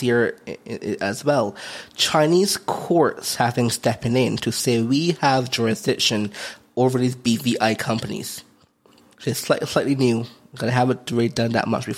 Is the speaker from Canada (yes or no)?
no; Barbados; moved away; also born or lived in Philippines; I'm from Barbados, so I have a Barbados passport